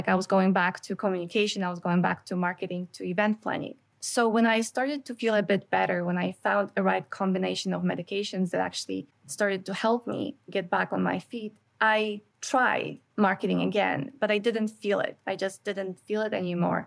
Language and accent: English; Canada; as a Canadian, there's a lot of information coming from states, but we don't have a lot of that here in Canada.